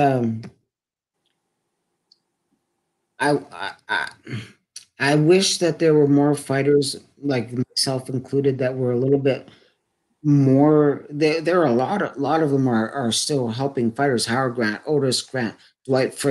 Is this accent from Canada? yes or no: yes; Edmonton, Alberta, Canada; my hometown here in Edmonton